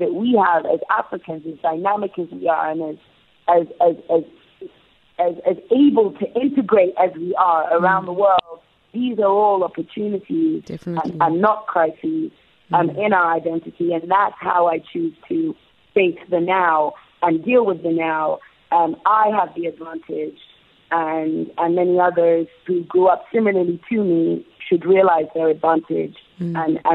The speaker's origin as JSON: {"language": "English", "region": "England", "country": "United Kingdom", "tie": "born or raised there", "said": "I also grew up in England. I was born and raised in the UK"}